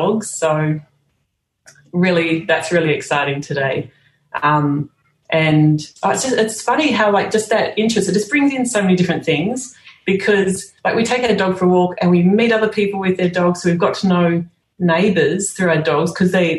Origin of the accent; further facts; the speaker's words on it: Sydney, New South Wales, Australia; moved away as an adult; also born or lived in Singapore / Dubai / Netherlands; I'm from Sydney